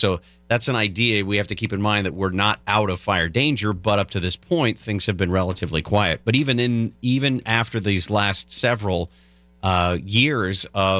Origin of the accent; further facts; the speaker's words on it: California, United States; We grew up in California.